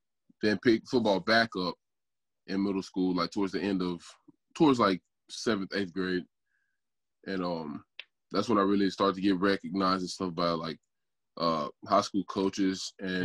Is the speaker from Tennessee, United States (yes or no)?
yes; Memphis, Tennessee, United States; I started off apparently growing up in South Memphis